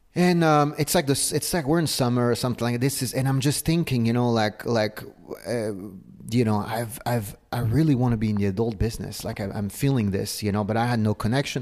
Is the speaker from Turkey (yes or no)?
no; Paris, Île-de-France, France; moved away; also born or lived in south of Spain; I was born and raised in Paris